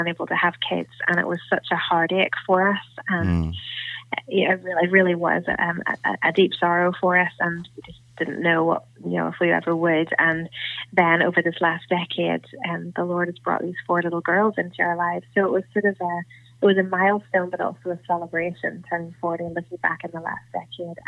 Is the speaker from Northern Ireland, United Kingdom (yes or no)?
yes; Northern Ireland, United Kingdom; I'm actually talking to you from Northern Ireland.